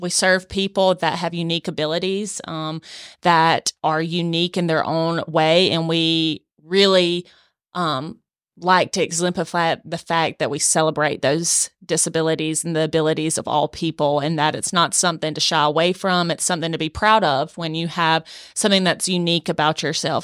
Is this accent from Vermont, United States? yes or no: no; Swainsboro, Georgia, United States; I'm from South Georgia, uh, born and raised in Swainsboro